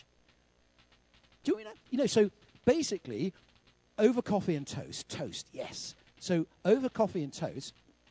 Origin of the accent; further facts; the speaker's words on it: United Kingdom; we're British